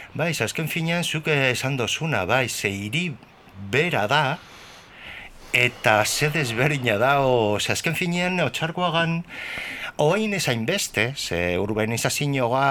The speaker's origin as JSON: {"language": "Basque", "town": "Bilbao", "region": "Basque Country", "country": "Spain", "tie": "born or raised there", "said": "gure bizitza izan zan, beti otxarkoaga, otxarkoaga"}